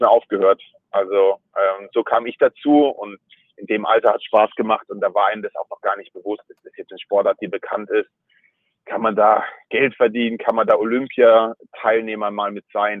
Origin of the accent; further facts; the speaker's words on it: Mannheim, Baden-Württemberg, Germany; also born or lived in Käfertal; ich bin in Mannheim geboren und wir sind dann nach Käfertal gezogen. Da war ich vier Jahre alt